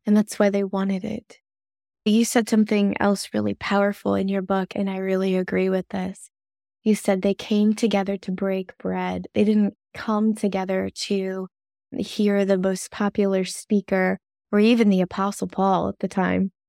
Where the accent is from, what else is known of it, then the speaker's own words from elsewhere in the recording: the South, United States; accent: Southern; I've been told I have a Southern accent.